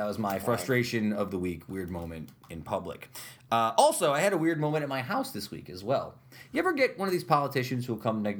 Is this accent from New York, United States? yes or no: yes; Utica, New York, United States; I grew up on Ballantyne Bray.